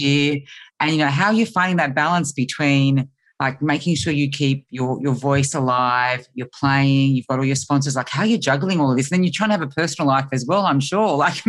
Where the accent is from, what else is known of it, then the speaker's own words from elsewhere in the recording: Australia; I come from Australia